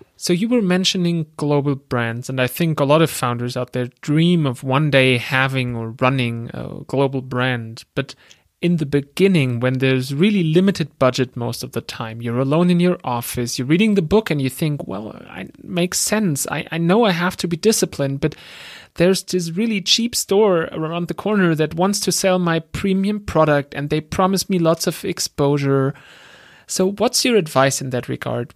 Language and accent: English; Germany; accent: German; English is a second language; I'm from Germany, as you can tell by my accent.